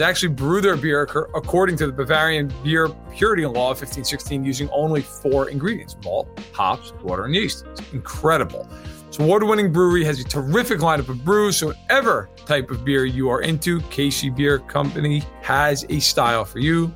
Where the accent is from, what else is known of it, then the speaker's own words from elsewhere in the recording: New York, United States; accent: East Coast; moved away; I grew up on the East Coast. Obviously, you can tell from the accent. I grew up in New York